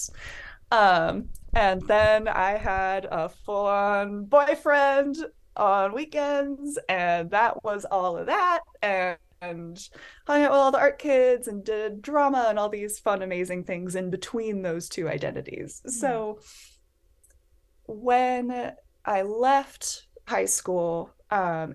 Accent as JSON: {"language": "English", "town": "Bellingham", "region": "Washington", "country": "United States", "tie": "born or raised there", "said": "I am Washington, born and raised. I am from Bellingham, Washington"}